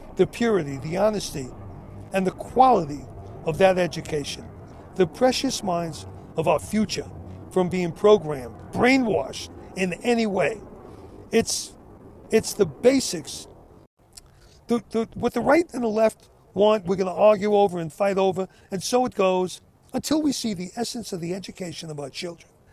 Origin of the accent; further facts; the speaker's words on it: United States; I'm an American. I love my country.